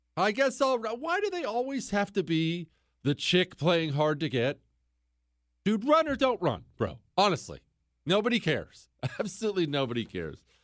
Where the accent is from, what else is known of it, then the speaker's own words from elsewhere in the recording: Bozeman, Montana, United States; now in Houston, United States; I grew up in Bozeman, Montana